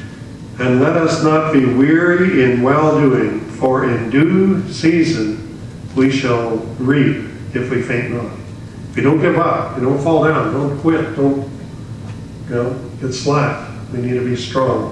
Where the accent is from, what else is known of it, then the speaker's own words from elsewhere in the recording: Saskatchewan, Canada; moved away; also born or lived in British Columbia; I was from Saskatchewan. That they used to call it Saskamush. Yeah, I was an outcast on earth. Very few friends in school